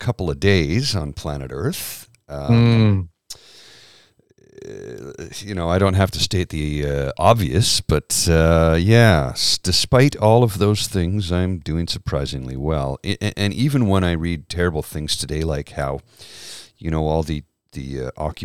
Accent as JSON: {"language": "English", "country": "Canada", "said": "I'm not that Irish, though. I mean, really, fifth generation Canadian"}